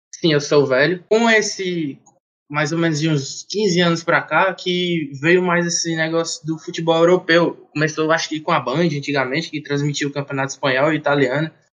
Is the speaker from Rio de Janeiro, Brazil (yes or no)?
no; Fortaleza, Ceará, Brazil; Sou aqui natural de Fortaleza